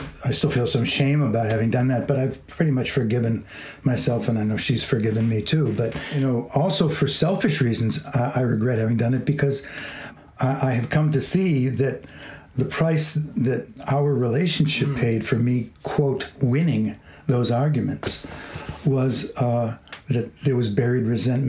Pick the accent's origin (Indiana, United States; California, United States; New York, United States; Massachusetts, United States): Massachusetts, United States; Boston; I come from Boston.